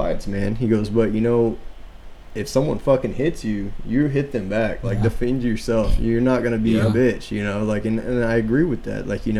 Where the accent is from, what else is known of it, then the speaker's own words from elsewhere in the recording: San Antonio, Texas, United States; moved away; I'm from San Antonio